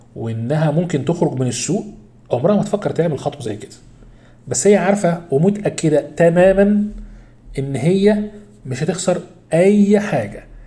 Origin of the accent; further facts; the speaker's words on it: Egypt; إحنا كمصريين